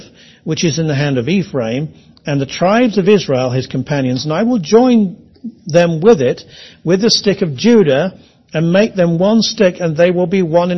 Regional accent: England, United Kingdom; I am English

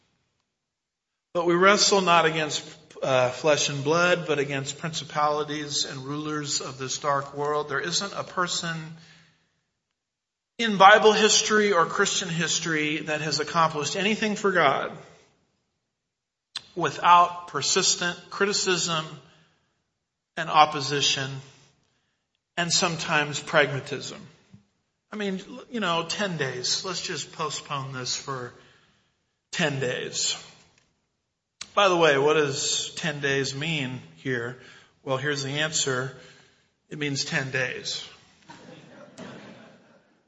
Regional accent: United States; I'm an American

